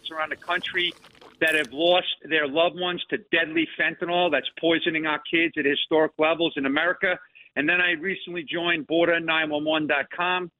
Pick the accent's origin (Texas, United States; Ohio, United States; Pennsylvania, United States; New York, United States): New York, United States; Long Island; now in Northern Virginia, United States; I grew up on Long Island